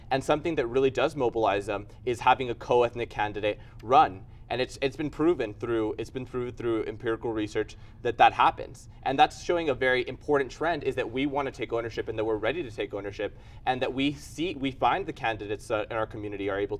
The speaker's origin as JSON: {"language": "English", "town": "El Paso", "region": "Texas", "country": "United States", "tie": "born or raised there", "also_born_or_lived": "Ciudad Juárez, Mexico", "moved": "yes", "lives_now": "San Antonio, United States", "said": "I am from El Paso. I did grow up partially in Juarez. I did understand that whole culture that I never thought of myself as a minority."}